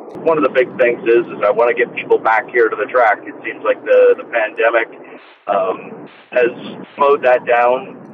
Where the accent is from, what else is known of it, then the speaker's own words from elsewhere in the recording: Newark, Ohio, United States; moved away; my hometown is 40 minutes from Scioto Downs, back home in Newark